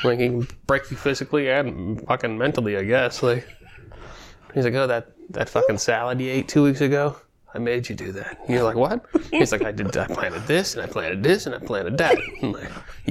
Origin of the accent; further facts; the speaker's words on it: Pittsburgh, Pennsylvania, United States; I grew up in Pittsburgh.